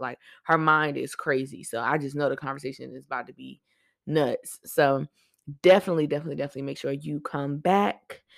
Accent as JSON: {"language": "English", "town": "Norfolk", "region": "Virginia", "country": "United States", "said": "I'm from Norfolk"}